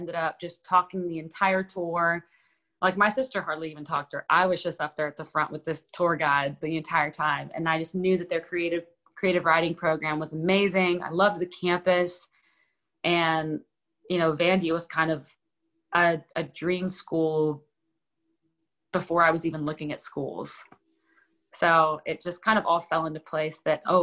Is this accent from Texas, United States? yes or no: yes; Houston, Texas, United States; now in Nashville, United States; I grew up rooting for in Houston